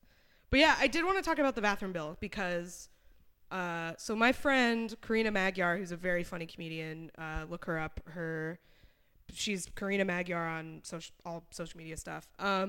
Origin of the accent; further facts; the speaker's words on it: New Hampshire, United States; moved away; also born or lived in Austin, Texas; I'm from New Hampshire.